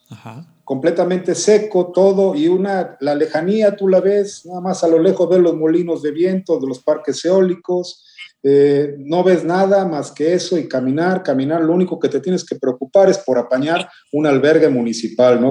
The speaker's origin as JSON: {"language": "Spanish", "country": "Mexico", "said": "como buen mexicano, llevaba hasta el molcajete"}